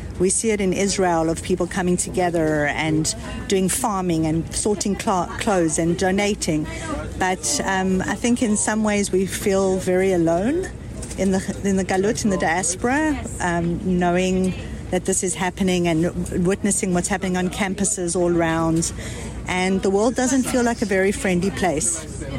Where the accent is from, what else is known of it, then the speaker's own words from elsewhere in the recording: South Africa; now in Canada; I immigrated from South Africa, from an apartheid state, to a place that I knew right from wrong.